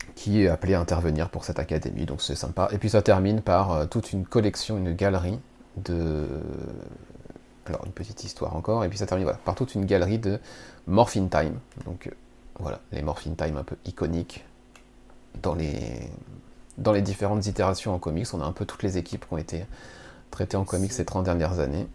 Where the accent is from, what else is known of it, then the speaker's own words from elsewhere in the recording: France; chez nous en France